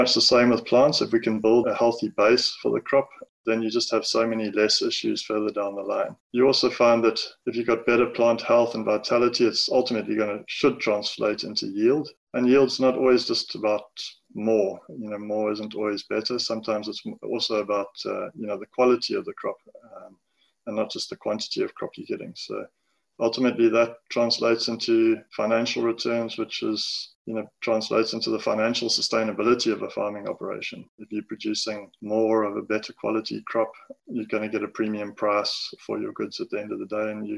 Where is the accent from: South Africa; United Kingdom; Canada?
South Africa; Amanzimtoti, KwaZulu-Natal; also born or lived in Durban; I grew up in Manzimtoti in KZN, went to school